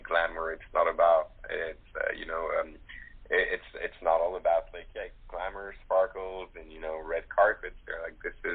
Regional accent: Morocco; I was raised in Morocco

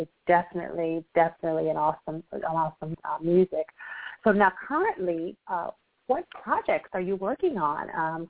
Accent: Atlanta, Georgia, United States; I was working a venue in my hometown, Atlanta, Georgia, and I had a chance to meet Jimmy Chesnick.

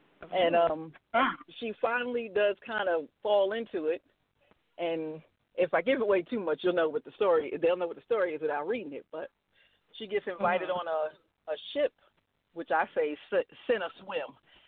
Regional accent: New York, United States; I'm originally

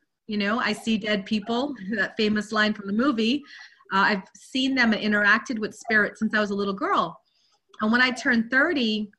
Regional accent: Guyana; moved away; also born or lived in London, United Kingdom; I was born in London, but I grew up in Guyana, South America.

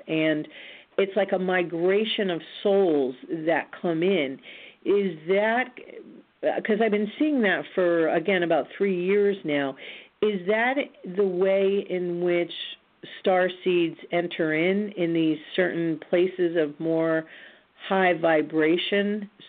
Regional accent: Roswell, New Mexico, United States; born there; You may or may not recall that I was born in Roswell, New Mexico, on an Air Force base.

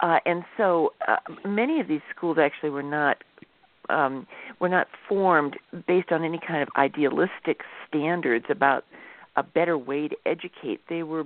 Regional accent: Midwest, United States; I grew up in the Midwest

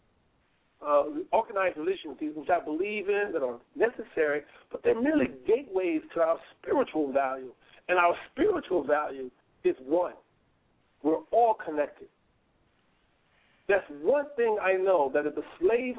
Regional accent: Houston, Texas, United States; moved away as an adult; also born or lived in Brooklyn, New York; my attorney, Ricky Anderson, there in my hometown of Houston

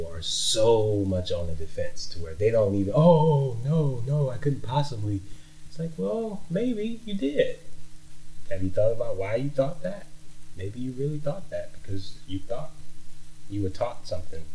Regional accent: Texas, United States; moved away; also born or lived in New Orleans, Louisiana / Minnesota; I lived in Texas most of my life, I would say. Well, half of it anyway. I was born in New Orleans, and I left New Orleans at a young age after Hurricane Katrina

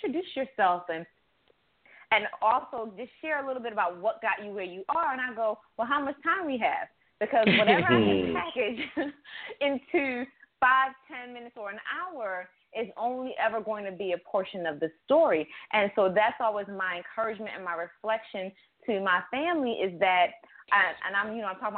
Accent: upstate New York, United States; also born or lived in an island (birthplace); now in Baltimore, United States; I was raised in upstate New York

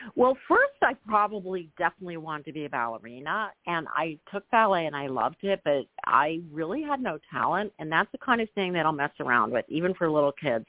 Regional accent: Philadelphia, Pennsylvania, United States; I grew up in Philadelphia in a very near in suburb

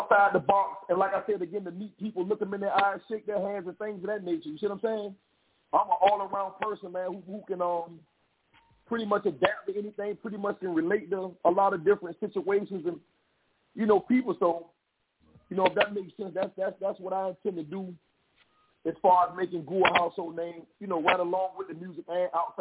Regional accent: Savannah, Georgia, United States; I'm from Savannah.

